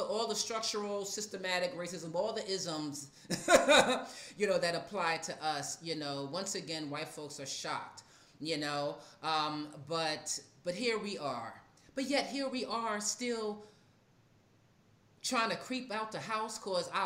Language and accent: English; New York, United States; now in Atlanta, United States; as a New Yorker